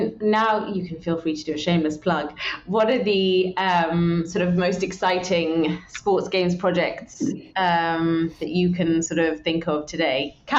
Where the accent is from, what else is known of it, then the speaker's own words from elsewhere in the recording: United Kingdom; I'm British.